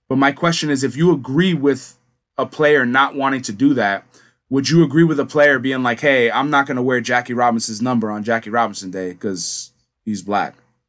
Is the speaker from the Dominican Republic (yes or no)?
yes; Dominican Republic; I'm from Dominican Republic, I don't want to wear a fucking US flag